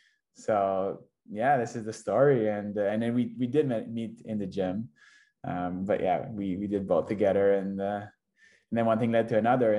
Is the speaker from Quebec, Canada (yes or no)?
yes; Quebec, Canada; also born or lived in Victoria / Toronto / Singapore / Shanghai; now in Vancouver, Canada; I'm originally from Quebec, and I moved to Victoria about 10 years ago already.